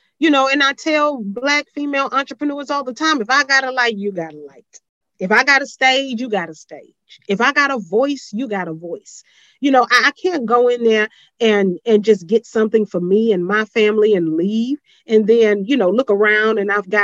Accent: Houston, Texas, United States; I'm from Houston

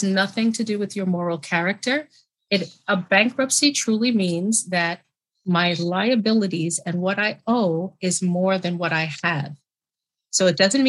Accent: New York City, New York, United States; I'm from New York, born and raised, New York City

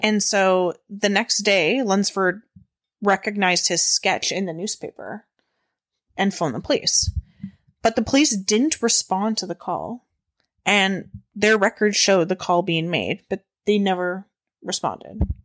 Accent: Canada; We're Canadian

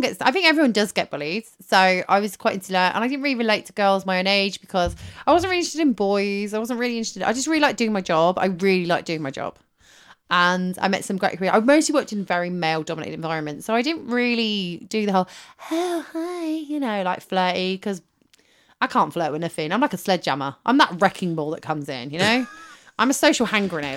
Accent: West Country, South West England, United Kingdom; I was from the West Country

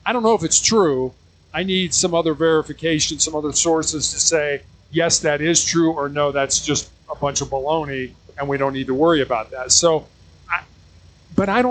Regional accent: Chicago, Illinois, United States; I was born and raised in Chicago, Illinois, so a very, very large city in the U.S.

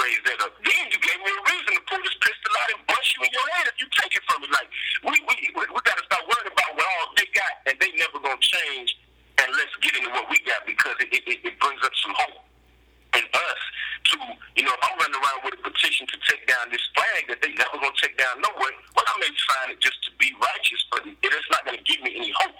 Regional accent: Gulfport, Mississippi, United States; I'm from Mississippi.

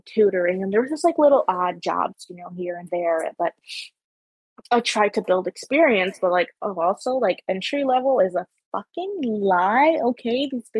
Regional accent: Guyana; now in Canada; Like, I grew up in Guyana, and, like, I moved here, and, like, it's a different cultural expectations with working, whatever, exactly.

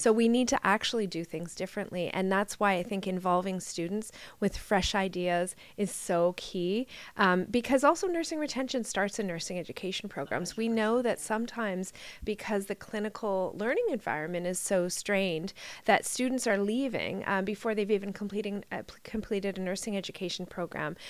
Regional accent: Ontario, Canada; I'm a nurse from Ontario

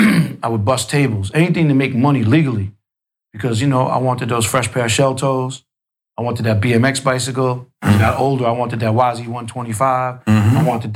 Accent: New York City, New York, United States; I grew up in Queens, middle class.

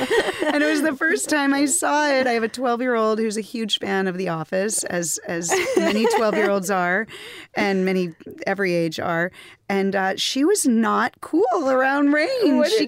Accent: Boston, Massachusetts, United States; now in Los Angeles, United States; I grew up in Boston.

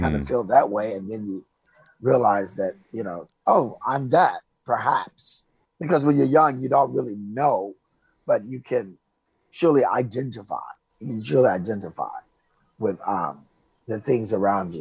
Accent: Oak Park, Illinois, United States; moved away as an adult; also born or lived in Chicago, Illinois; now in California, United States; I am from Chicago, born and raised Chicago, Illinois, west side of the city, but I kind of grew up in a suburb called Oak Park.

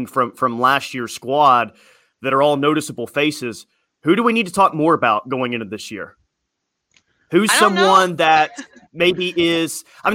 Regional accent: Chickasha, Oklahoma, United States; The majority of my life, I grew up in Chickasha as well

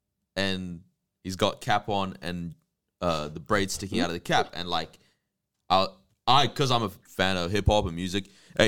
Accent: United States; growing up in America

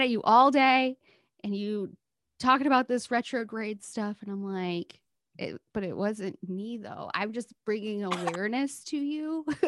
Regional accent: Midwest, United States; as a Midwesterner

